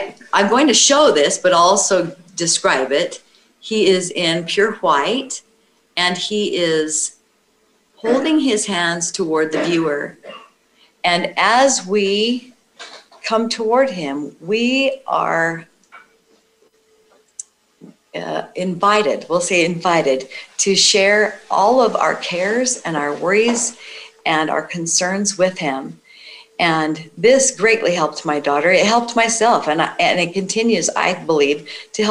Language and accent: English; Idaho, United States; my home state of Idaho